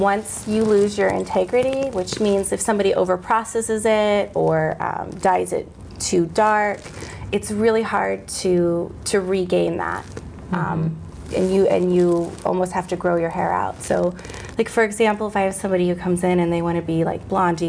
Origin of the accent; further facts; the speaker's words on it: San Diego, California, United States; moved away; also born or lived in East Coast; I'm originally from San Diego, California